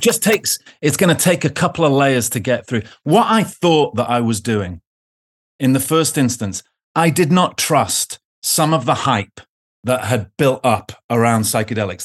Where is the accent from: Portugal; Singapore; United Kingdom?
United Kingdom; now in Oxford, United Kingdom; being British